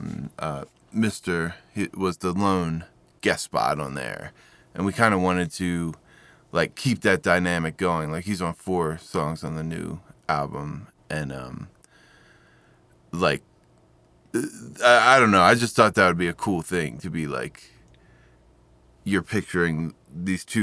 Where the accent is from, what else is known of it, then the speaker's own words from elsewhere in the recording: Baltimore, Maryland, United States; I am from Baltimore.